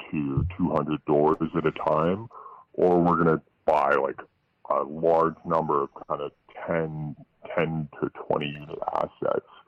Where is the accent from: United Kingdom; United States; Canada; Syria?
Canada; Toronto, Ontario; Uh, so I'm uh, I'm actually from Toronto